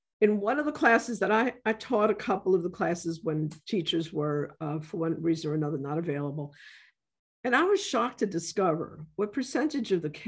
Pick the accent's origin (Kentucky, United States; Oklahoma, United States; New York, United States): New York, United States; New York City; I grew up in the South Bronx